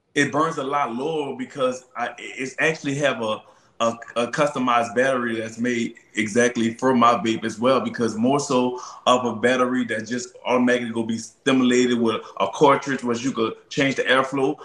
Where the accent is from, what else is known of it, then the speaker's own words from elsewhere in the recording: New Orleans, Louisiana, United States; I'm from New Orleans